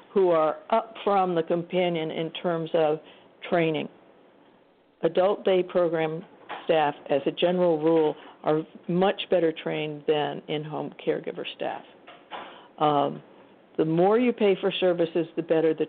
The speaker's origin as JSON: {"language": "English", "region": "Iowa", "country": "United States", "moved": "yes", "said": "I'm from Iowa initially"}